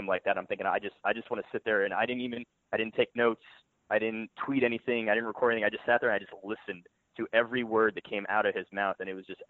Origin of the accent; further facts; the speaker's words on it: South Florida, United States; I'm born and raised in South Florida